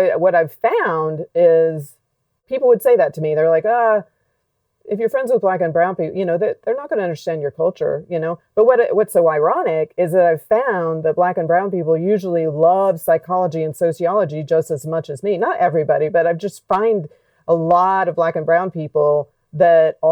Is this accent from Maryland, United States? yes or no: no; Alabama, United States; When I was a kid growing up in Alabama